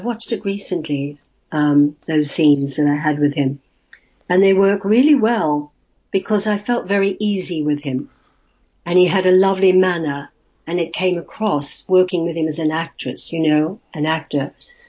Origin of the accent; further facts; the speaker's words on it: Australia; accent: Australian; So I ran home and I instantly rubbed out my Australian accent.